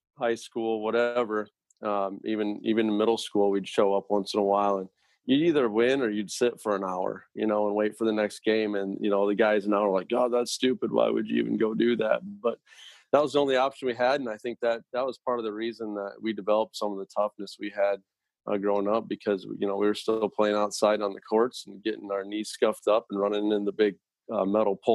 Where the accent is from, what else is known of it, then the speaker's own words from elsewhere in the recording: Fredericksburg, Iowa, United States; I grew up in Fredericksburg